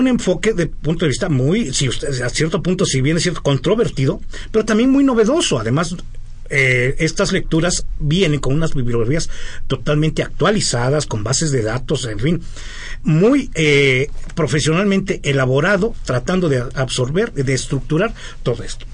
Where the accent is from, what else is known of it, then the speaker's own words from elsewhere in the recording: Mexico; nosotros como mexicanos